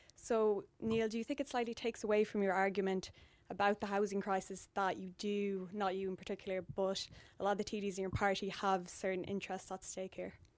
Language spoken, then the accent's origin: English; Clonmel, Munster, Ireland; I'm from Clonmel in County Tipperary.